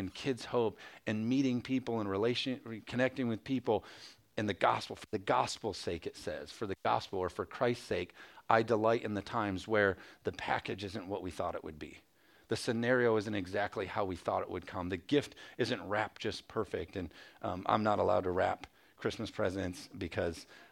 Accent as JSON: {"language": "English", "town": "Jenison", "region": "Michigan", "country": "United States", "tie": "born or raised there", "also_born_or_lived": "Hudsonville area, Michigan", "said": "I grew up in Jenison"}